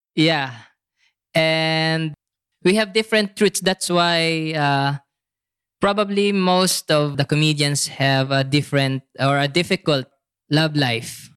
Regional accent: Philippines; moved away as an adult; now in Bangkok, Thailand; as a Filipino

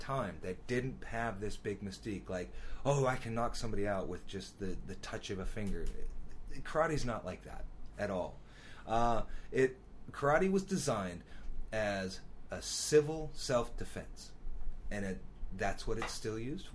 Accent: Roseau, Minnesota, United States; I'm originally from Roseau

